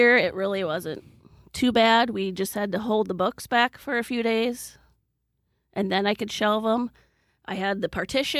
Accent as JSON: {"language": "English", "town": "Dyke", "region": "Iowa", "country": "United States", "tie": "born or raised there", "said": "I grew up in Dyke. I started kindergarten here, and I graduated in 1990."}